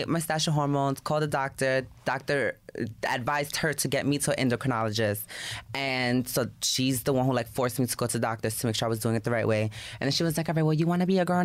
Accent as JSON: {"language": "English", "town": "New York City", "region": "New York", "country": "United States", "tie": "born or raised there", "said": "My school, we were held at the PAL on Webster. That's in the Bronx"}